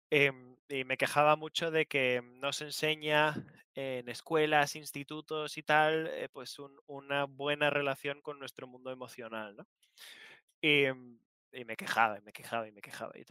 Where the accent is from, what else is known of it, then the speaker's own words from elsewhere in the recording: Canary Islands, Spain; Como soy, canario, era zanahoria.